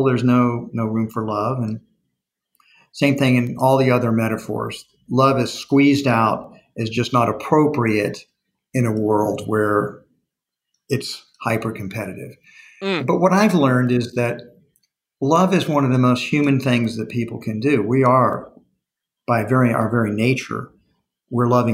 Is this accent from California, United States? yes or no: no; Texas, United States; I'm a Texan